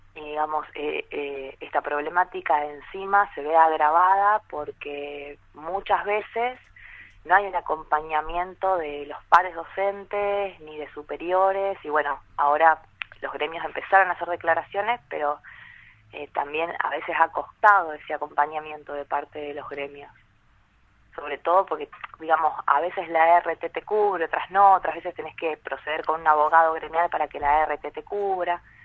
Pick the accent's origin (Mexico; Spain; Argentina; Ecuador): Argentina; San Andrés de Giles, Buenos Aires Province; Soy de San Andrés de Giles